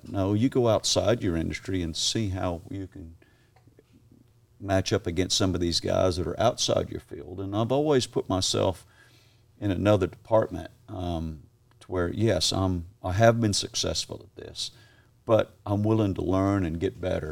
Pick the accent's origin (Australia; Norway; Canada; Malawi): Australia; moved away; also born or lived in Kissimmee, Florida, United States; I was raised in Australia